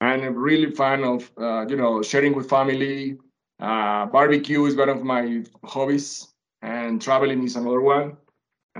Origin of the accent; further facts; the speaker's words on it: Venezuela; English is a second language; moved away as an adult; also born or lived in Colombia / Canada / United States; now in Mexico; I was born in Colombia, raised in Venezuela, have lived in Canada, US, and now in Mexico